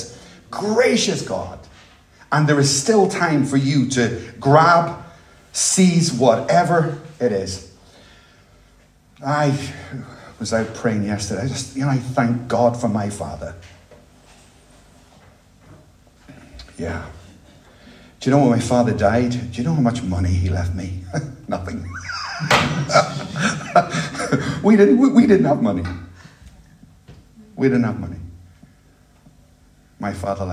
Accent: Dublin, Leinster, Ireland; moved away; I grew up in Ireland. The Dublin that I knew as a child

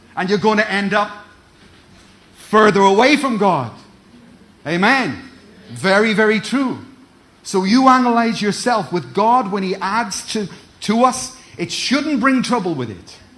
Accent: Ireland; also born or lived in Cardiff; now in Glasgow, United Kingdom; I'm, I'm from Ireland. I'm from Ireland. So many years ago, I was displaced. I was moved. I moved into Cardiff. I moved up to Glasgow

